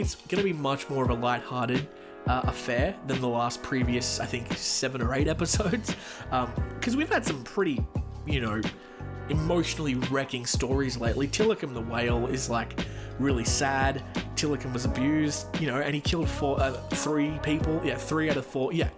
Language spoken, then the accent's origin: English; Australia; my home country, Australia